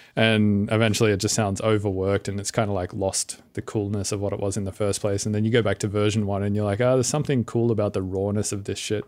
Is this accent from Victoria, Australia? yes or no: no; Sydney, New South Wales, Australia; moved away as an adult; now in United States; I'm from Australia, but I've been living in the States now for about six years